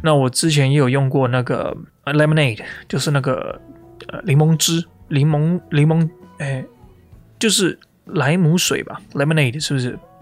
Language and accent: Chinese; Taiwan; moved away; 我在台湾长大